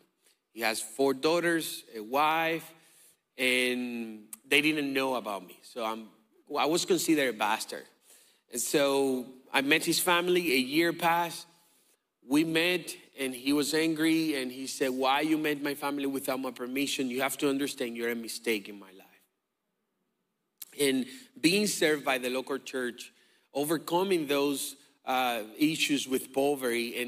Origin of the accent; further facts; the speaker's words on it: Dominican Republic; moved away; I'm from the Dominican Republic